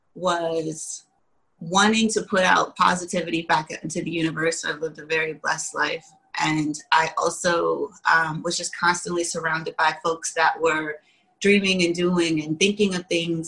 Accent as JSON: {"language": "English", "town": "Washington", "region": "District of Columbia", "country": "United States", "tie": "born or raised there", "also_born_or_lived": "Virginia / Pittsburgh", "said": "I was born in in Virginia, raised in Washington D.C. as well as Pittsburgh"}